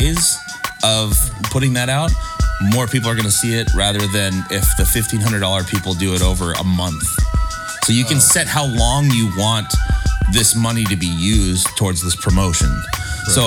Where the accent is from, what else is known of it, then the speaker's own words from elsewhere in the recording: Encinitas, California, United States; also born or lived in San Diego / Chico; I was born in San Diego. Grew up in Encinitas. Went to Chico